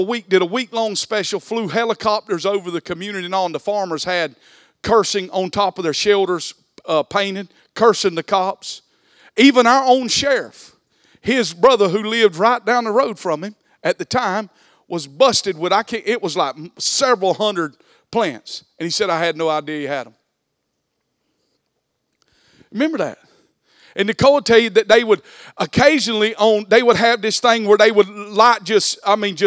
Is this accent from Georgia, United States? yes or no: yes; Alma, Georgia, United States; moved away as an adult; also born or lived in Wayne County, Georgia; I was born and raised in Alma, Georgia